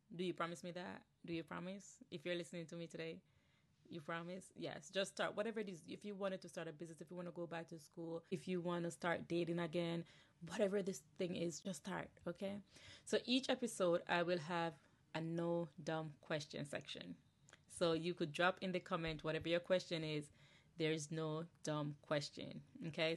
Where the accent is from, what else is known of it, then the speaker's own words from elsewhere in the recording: Jamaica; moved away as an adult; now in New Jersey, United States; I'm originally from Jamaica, born and raised, okay, Yardi, straight up Yardi